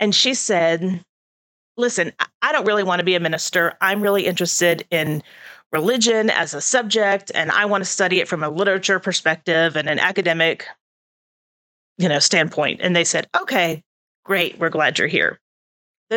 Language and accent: English; Houston, Texas, United States; moved away as an adult; also born or lived in Los Angeles; now in Putnam County, United States; I grew up in Houston, then I lived in Los Angeles, and then I moved here